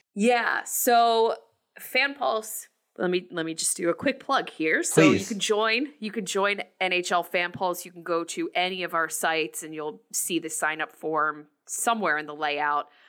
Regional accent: New Jersey, United States; also born or lived in New York; I was born in New York, but raised in New Jersey, um, I live in New Jersey

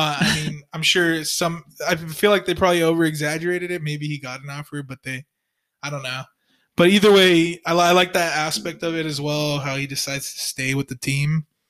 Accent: Los Angeles, California, United States; I was born in fucking Reseda, so that's San Fernando Valley.

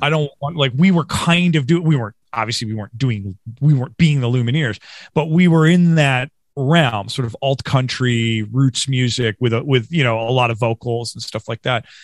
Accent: Western New York, United States; growing up in Western New York

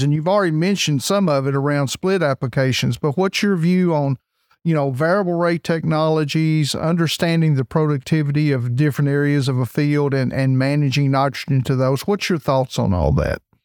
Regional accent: Kentucky, United States; I'm from Kentucky, so we've actually had some fair weather conditions here

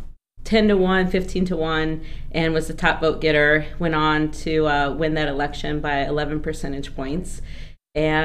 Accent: Joliet, Illinois, United States; moved away as an adult; also born or lived in Los Angeles; up in Joliet and I went to public

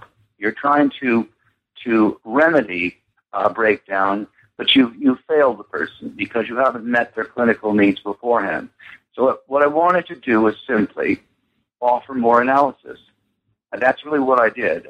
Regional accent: United States; moved away as an adult; also born or lived in London; being an American

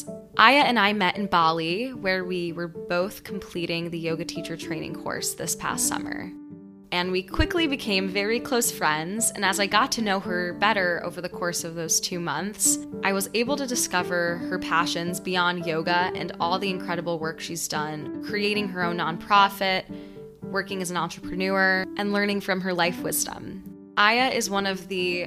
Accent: New York City, New York, United States; myself growing up in New York City

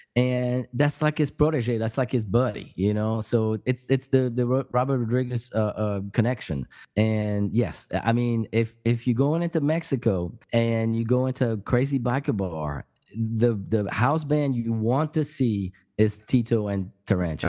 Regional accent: around Paris, Île-de-France, France; moved away as an adult; also born or lived in Pyrenees, France; now in United States; I, I grew up in France, and I, I grew up around Paris

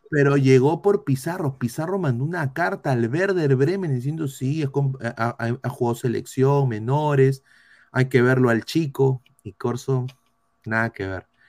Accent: Peru; Como peruano

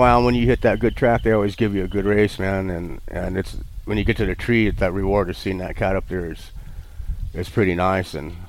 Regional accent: Oklahoma, United States; also born or lived in Texas; I grew up in Oklahoma. I was born in Texas, and we had a ranch in Oklahoma and some property in Texas, and I stayed with my grandparents.

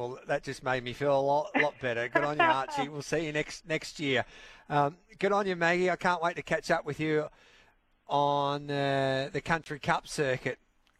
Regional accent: Birchip, Victoria, Australia; I've got a lot of friends in Sonana, and I'm from Birchip, so I think they're my friends, even though I'm from Birchip

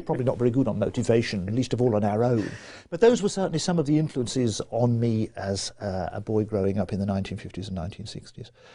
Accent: Birmingham, West Midlands, United Kingdom; I grew up in Birmingham. I was born in 1950 and on the western side of Birmingham.

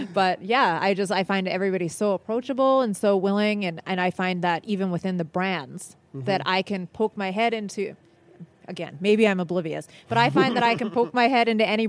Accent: Winnipeg, Manitoba, Canada; also born or lived in Montreal; I was born in Montreal, but I moved to Winnipeg at a very young age

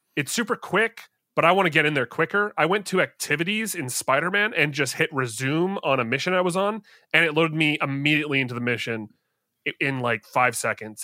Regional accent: Canada; I'm Canadian

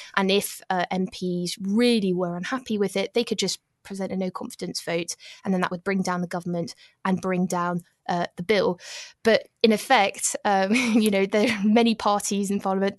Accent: United Kingdom; now in Paris, France; It wasn't fun being British in Paris

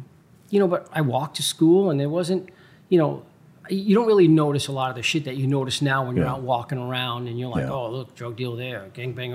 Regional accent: New York City, New York, United States; moved away as an adult; also born or lived in Long Island, New York; now in Chicago, United States; I was born and raised in Brooklyn, New York

